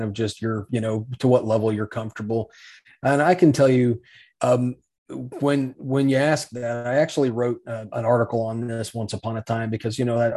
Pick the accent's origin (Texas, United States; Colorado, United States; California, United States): Colorado, United States; Salida; also born or lived in Thornton, Colorado; I was born in Thornton. That's there at the hospital. And then I grew up, of course, in Salida, Colorado, in the mountains there